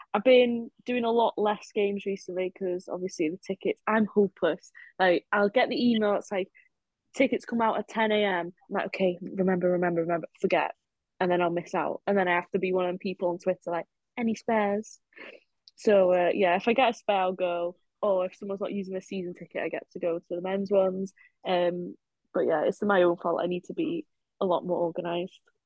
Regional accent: Leeswood, Wales, United Kingdom; I'm from Mold. Well, Leeswood, kind of same thing

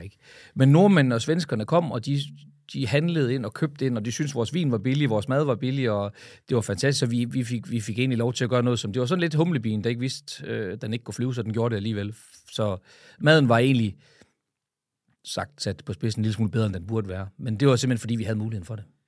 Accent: Frederikshavn, North Denmark Region, Denmark; min fødeby Frederikshavn

